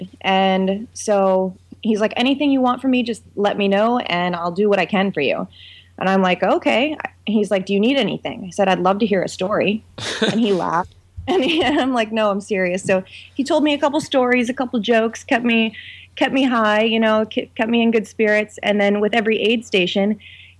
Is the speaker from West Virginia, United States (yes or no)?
yes; West Virginia, United States; I hail from West Bygod, Virginia, and it is I teach at West Virginia University